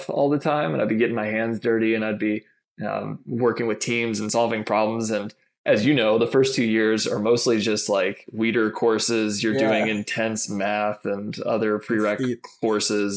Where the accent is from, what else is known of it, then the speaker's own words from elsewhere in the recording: Massachusetts, United States; moved away as an adult; also born or lived in Michigan; I grew up in Massachusetts, got one younger brother and my two parents.